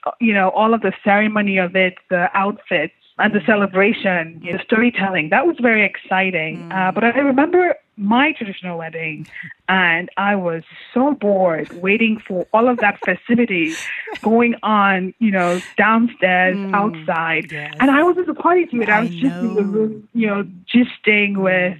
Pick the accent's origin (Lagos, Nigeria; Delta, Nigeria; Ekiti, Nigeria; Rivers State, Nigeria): Lagos, Nigeria; moved away as an adult; also born or lived in Ibadan, Nigeria / Calabar, Nigeria / Anambra State, Nigeria; now in United States; a lot of the bulk of my childhood is really in Lagos. I went to primary school in Lagos